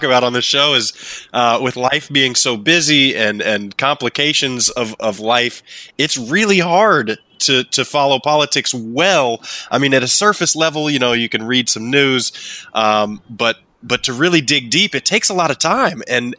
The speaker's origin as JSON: {"language": "English", "country": "United States", "said": "as an American."}